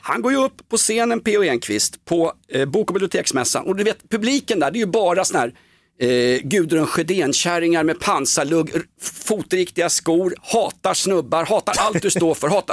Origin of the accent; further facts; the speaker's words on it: Stockholm, Stockholm County, Sweden; Vi var AIK och vi var från Stockholm